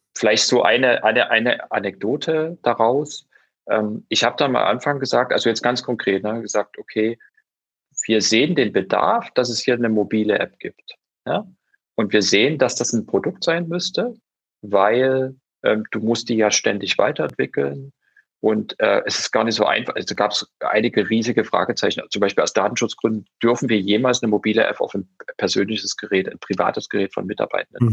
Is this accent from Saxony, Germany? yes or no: yes; Dresden, Saxony, Germany; Ich bin, äh, ich bin Dresdner, original, und bin in Dresden aufgewachsen